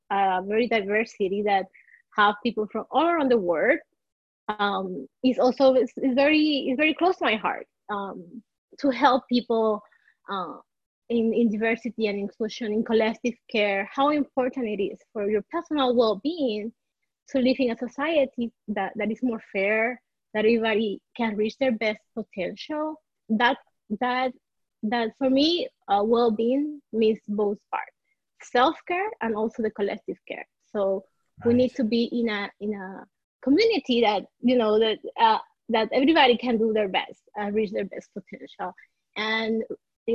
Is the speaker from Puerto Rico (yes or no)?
yes; Puerto Rico; now in Miami, United States; I'm born and raised in Puerto Rico, so I am part of the minority here. And I moved to Miami